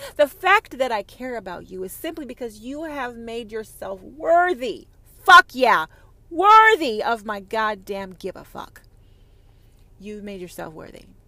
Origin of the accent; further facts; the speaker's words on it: United States; I'm an American